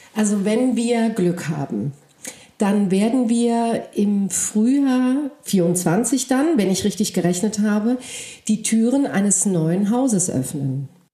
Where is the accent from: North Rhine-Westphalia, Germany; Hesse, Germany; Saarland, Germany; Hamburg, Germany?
Hesse, Germany; Frankfurt; first language Polish; German is a second language; also born or lived in Cape Town, South Africa; ich komme äh, aus Frankfurt, ja, ich lebe in Deutschland